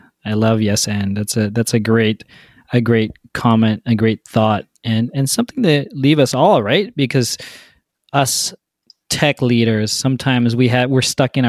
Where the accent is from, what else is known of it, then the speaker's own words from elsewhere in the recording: Canada; it's the Canadian in us